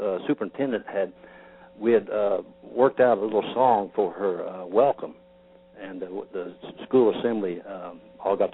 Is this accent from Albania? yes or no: no; Mansfield, Missouri, United States; I grew up in the Mansfield area. Matter of fact, the family farm I grew up on is just about 5 miles east away the crow flies from Rocky Ridge.